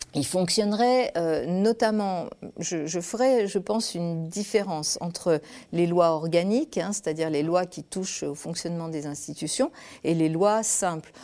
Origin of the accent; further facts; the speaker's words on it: Lyon, Auvergne-Rhône-Alpes, France; also born or lived in Spain; je suis née en Espagne, je viens d'un milieu ouvrier, euh, j'ai grandi à Lyon, dans une cité